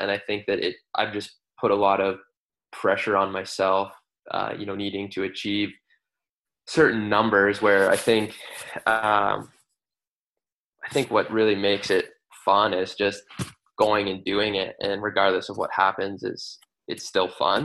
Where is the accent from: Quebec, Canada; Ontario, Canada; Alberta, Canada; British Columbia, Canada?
British Columbia, Canada; Vancouver; I grew up in Vancouver.